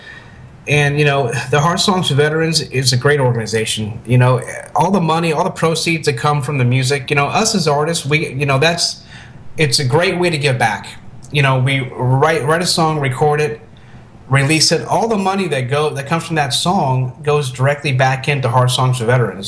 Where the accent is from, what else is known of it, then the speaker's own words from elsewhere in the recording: Tampa, Florida, United States; early days of being here in Tampa, growing up in Tampa